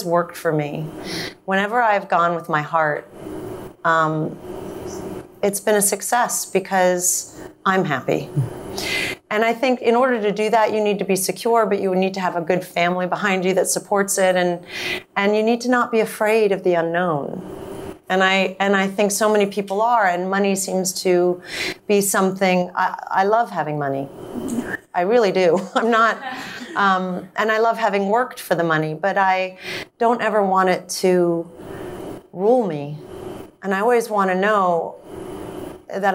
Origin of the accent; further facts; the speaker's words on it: England, United Kingdom; accent: English; also born or lived in France / New York; now in Los Angeles, United States; I grew up in England, so I have an English accent, or that I was in France from the ages of 1 to 3, so I speak French.